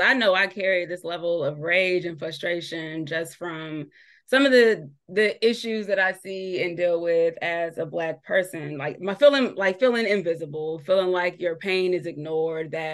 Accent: San Diego, California, United States; moved away as an adult; now in Virginia, United States; growing up in San Diego

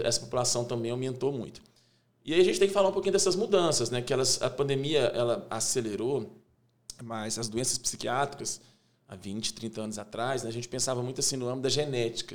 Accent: interior of Minas Gerais, Brazil; moved away as an adult; now in Belo Horizonte, Brazil; Sou do interior de Minas, né? Vim para Belo Horizonte em 98

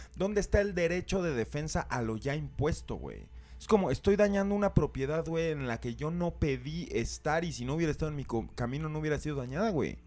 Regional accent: Mexico; nosotros como mexicanos

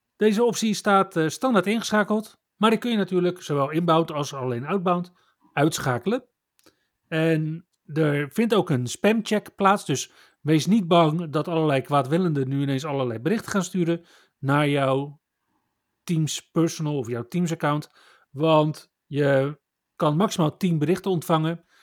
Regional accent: Netherlands; we als Nederlanders

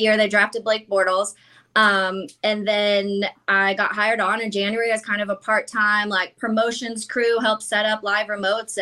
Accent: Jacksonville, Florida, United States; I was born here in Jacksonville. My whole family's from Chicago

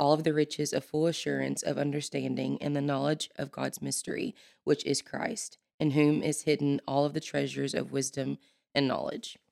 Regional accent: El Dorado, Arkansas, United States; moved away as an adult; now in Conway, United States; I'm from South Arkansas, El Dorado, Arkansas

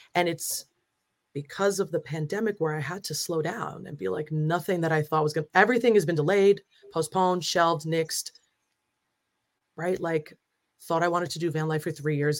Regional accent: New Jersey, United States; I'm from Jersey

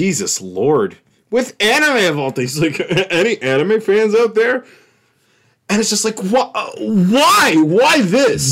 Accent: United States; I'm American

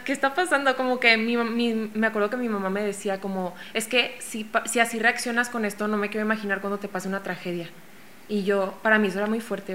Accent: Mexico; yo soy una ilustradora mexicana de 26 años

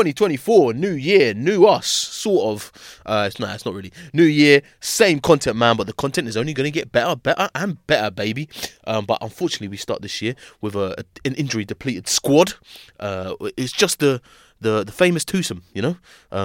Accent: Plaistow, London, United Kingdom; I'm from Plaster.

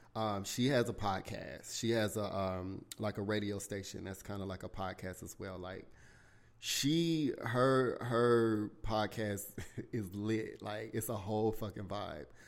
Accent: South Carolina, United States; born or raised there

